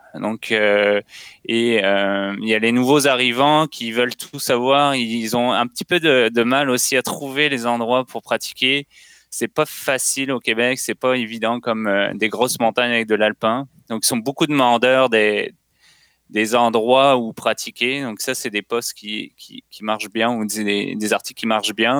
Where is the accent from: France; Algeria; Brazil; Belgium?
France; moved away as an adult; now in Canada; je suis français, puis j'ai immigré il y a, je pense, à peu près 8 ans